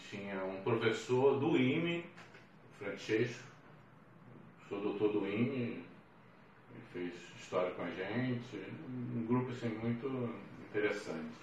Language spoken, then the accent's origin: Portuguese; Rio de Janeiro, Brazil; lá eu passei para grande parte da minha infância, toda a minha adolescência e parte da vida adulta. Eh, nesse tempo, no Meia, o Meia é um, um bairro assim, bem é, atípico do, da Zona Norte, né? um bairro muito, muito barrista